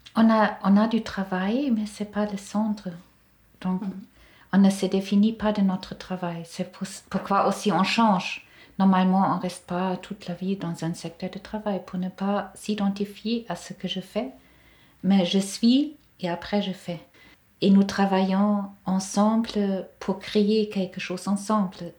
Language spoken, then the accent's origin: French; Germany; French is a second language; moved away as an adult; now in Grandchamp, Switzerland; je viens d'Allemagne